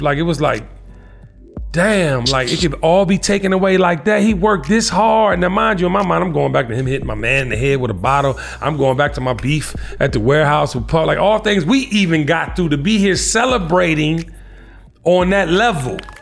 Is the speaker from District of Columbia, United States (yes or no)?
yes; Washington, District of Columbia, United States; I'm from Washington, D.C.